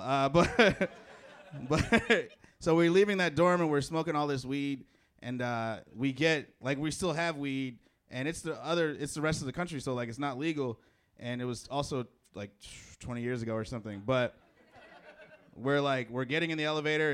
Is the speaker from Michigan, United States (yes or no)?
no; Chicago, Illinois, United States; moved away; I'm from Chicago.